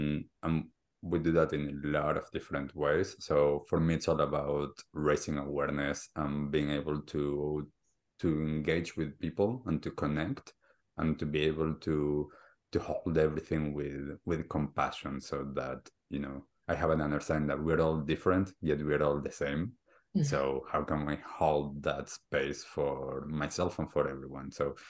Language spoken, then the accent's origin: English; Argentina; So I grew up in Argentina and I grew up as a typical kid, sports, school, socially awkward in some stages and different things like that.